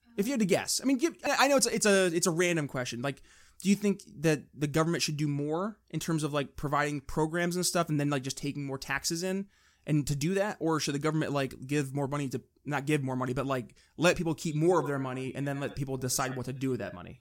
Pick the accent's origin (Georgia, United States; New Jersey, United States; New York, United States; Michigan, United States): New York, United States; we're from New York